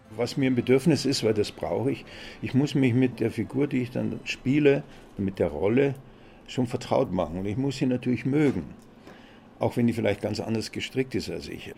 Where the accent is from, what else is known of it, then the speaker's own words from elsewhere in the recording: Munich, Bavaria, Germany; also born or lived in Augsburg / Mehring; Als Kind auch nach dem Krieg. Wir hatten kein Licht damals bei uns in der Wohnung in der Arnulfstraße